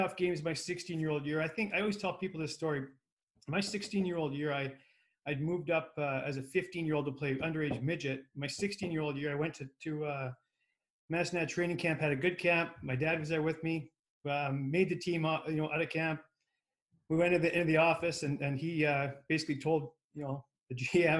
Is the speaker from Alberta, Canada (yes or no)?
yes; Lethbridge, Alberta, Canada; We grew up in Lethbridge.